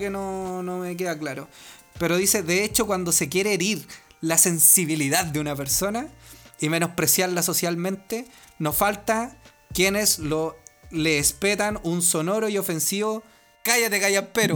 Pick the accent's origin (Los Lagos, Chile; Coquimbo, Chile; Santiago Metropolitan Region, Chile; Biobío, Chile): Santiago Metropolitan Region, Chile; Santiago; yo soy más santiaguino que la chucha